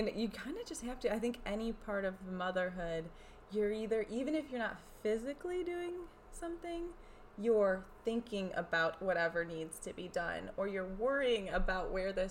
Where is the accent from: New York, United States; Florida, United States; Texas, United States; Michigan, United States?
New York, United States; And this is New York. I grew up in New York. My mother grew up in New York.